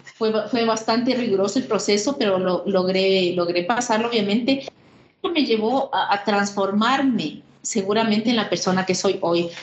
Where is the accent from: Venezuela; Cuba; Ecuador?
Ecuador; Soy eh, ecuatoriana, soy una mujer de 57 años, vivo en Quito